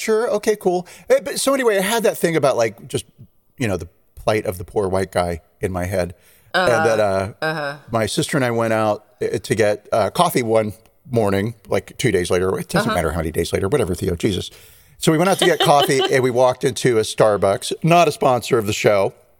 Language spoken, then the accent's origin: English; California, United States; I'm a Californian